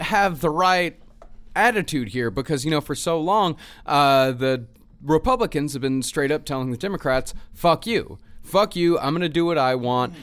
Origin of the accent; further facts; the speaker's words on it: United States; we as American citizens, taxpaying citizens